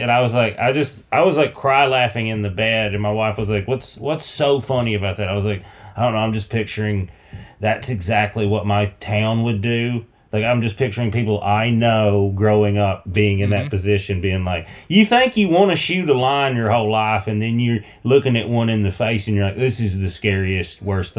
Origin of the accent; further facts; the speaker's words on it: the South, United States; I'm from the South. We used to shoot cannons at each other on the 4th of July.